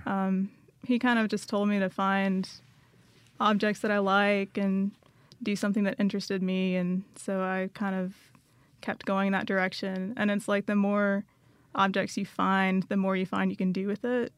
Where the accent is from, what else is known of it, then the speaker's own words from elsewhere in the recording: Dothan, Alabama, United States; I grew up in Dothan, Alabama.